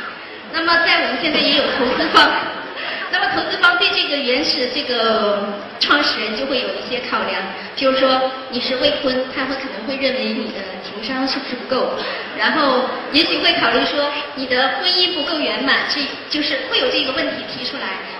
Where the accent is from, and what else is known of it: Qingchuan, Sichuan, China